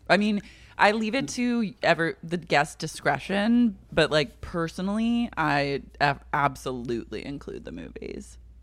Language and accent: English; Oklahoma, United States; I'm from Oklahoma